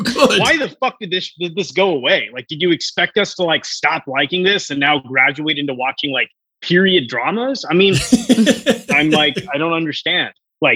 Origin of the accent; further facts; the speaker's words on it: Hong Kong; also born or lived in India / Singapore / United States; like I was born in India, but then I grew up between like Hong Kong and Singapore and spend a little bit of time in the US and just moving around all over the world, right?